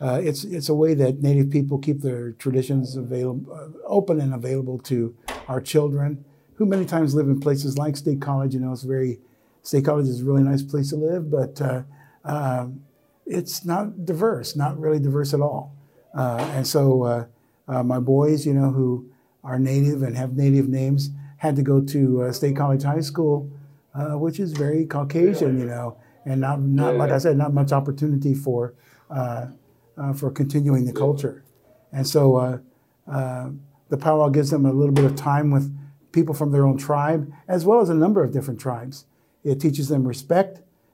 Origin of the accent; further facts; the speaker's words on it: Philadelphia, Pennsylvania, United States; I'm from Philly. We don't do that in Philly.